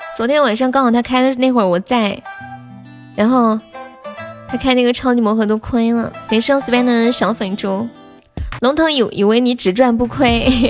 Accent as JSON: {"language": "Chinese", "region": "Sichuan", "country": "China", "accent": "Sichuanese", "said": "我们四川话"}